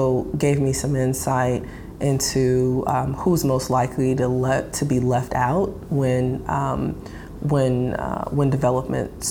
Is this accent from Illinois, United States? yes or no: no; Detroit, Michigan, United States; also born or lived in New York City / North Carolina; I grew up here. I am a public school grad. And like many people who grew up here, I just have had this lifelong appreciation and love for this city. So it feels really good to do this work in my hometown